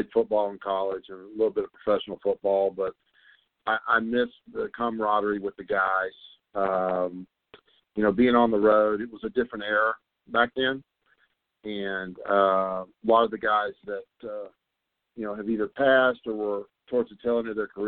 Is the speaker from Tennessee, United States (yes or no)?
no; North Carolina, United States; moved away as an adult; I was raised in North Carolina